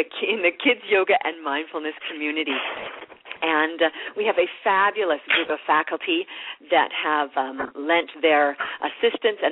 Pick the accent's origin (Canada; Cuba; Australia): Canada; being Canadian